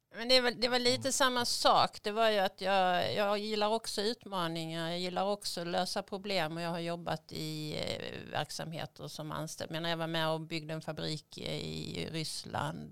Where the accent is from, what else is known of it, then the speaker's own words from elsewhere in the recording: Skåne, Sweden; moved away as an adult; also born or lived in Russia; now in Stockholm, Sweden; Jag kommer från Skåne från början, kanske lite svårt att dölja